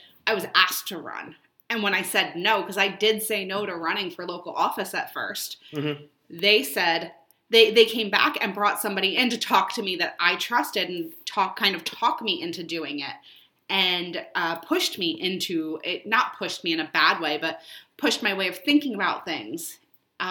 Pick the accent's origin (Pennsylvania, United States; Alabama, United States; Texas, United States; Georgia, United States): Pennsylvania, United States; Berks County; I grew up in Berks County, Pennsylvania. A lot of cows, a lot of farms